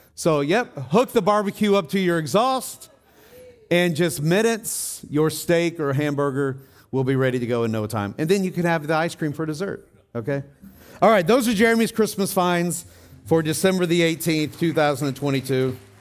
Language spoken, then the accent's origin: English; Tennessee, United States; when I was growing up in Tennessee, I was about ten years old